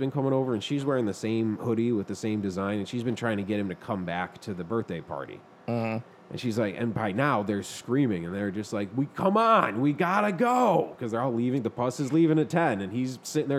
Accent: Buffalo, New York, United States; we're from Buffalo

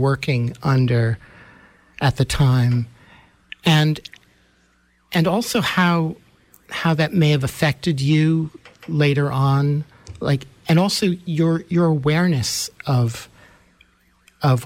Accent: New York City, New York, United States; growing up in New York City

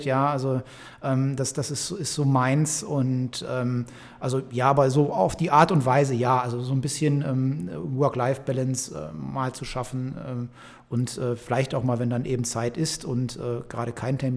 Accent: Velbert, North Rhine-Westphalia, Germany; Wir sitzen in Felbert. Ich bin in Felbert geboren, bin in Felbert zur Schule gegangen.

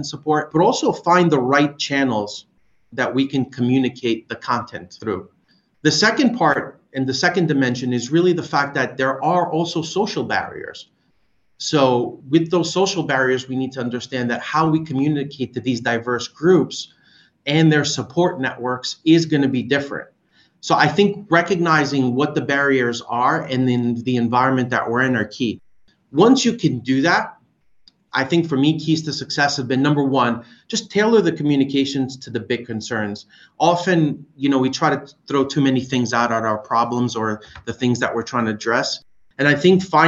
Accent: Greece; moved away; Growing up in Greece

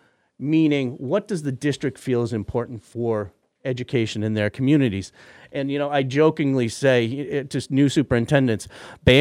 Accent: Middlefield, Massachusetts, United States; I am a Hilltown kid. I grew up in Middlefield

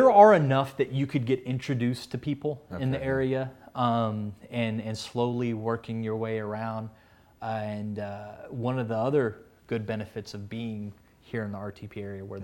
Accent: Texas, United States; moved away as an adult; also born or lived in Kentucky; now in North Carolina, United States; I'm originally from Texas

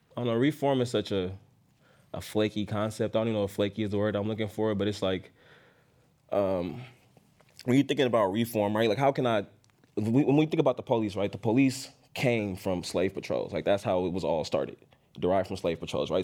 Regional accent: Oakland, California, United States; I'm born and raised in Oakland

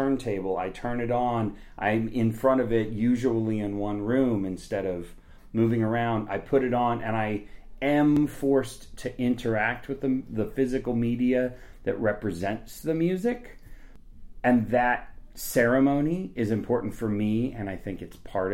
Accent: Topeka, Kansas, United States; also born or lived in Washington, D.C. / Chicago; now in Lawrence, United States; I'm from Topeka, Kansas

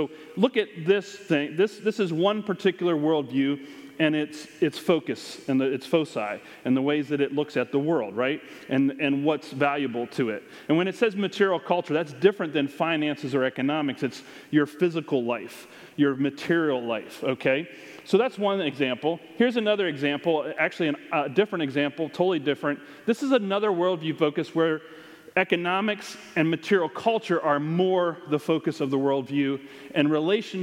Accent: United States; we are more American than Christian

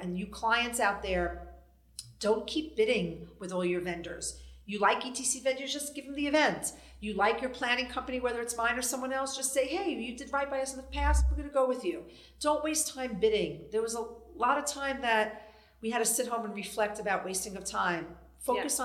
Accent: New York City, New York, United States; I'm a New York City girl. I grew up in Brooklyn

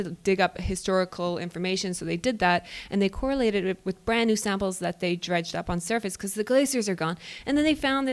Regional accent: Newfoundland and Labrador, Canada; I'm a Newfoundlander, so I mean, I pronunciate everything.

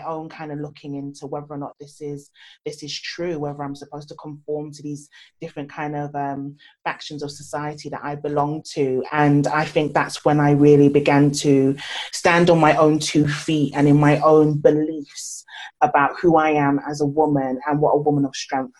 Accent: Nigeria; especially as a Nigerian child growing up, you know, you go to school, you get a job, you do this.

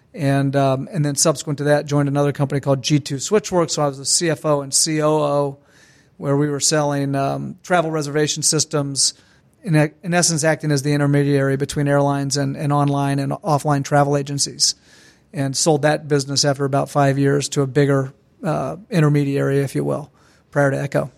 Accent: Ormond Beach, Florida, United States; grew up in Ormond Beach, which is just next to Daytona Beach

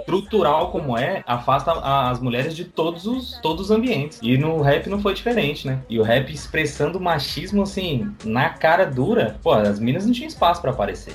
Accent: Ceilândia, Federal District, Brazil; eu cresci ouvindo na cultura ali na Ceilândia

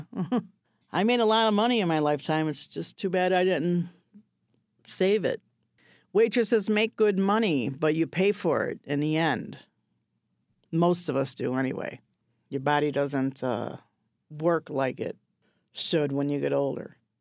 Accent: Chicago, Illinois, United States; born or raised there; also born or lived in Maryville, Tennessee

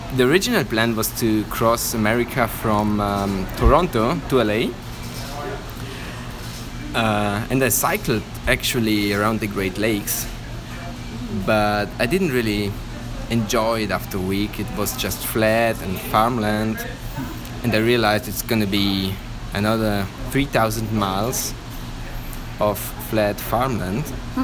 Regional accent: Italy; English is a second language; I'm from Italy. Everybody in Italy was complaining about him, but they voted for him.

